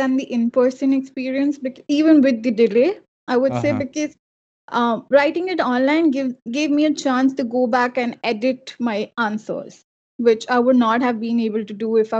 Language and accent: English; Mumbai, Maharashtra, India; moved away as an adult; now in Canada; Since I am from Mumbai